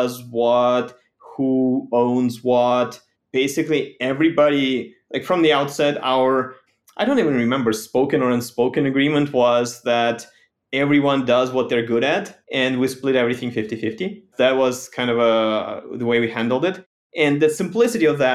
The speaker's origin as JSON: {"language": "English", "country": "Ukraine", "tie": "born or raised there", "moved": "as an adult", "lives_now": "United States", "said": "Growing up in Ukraine"}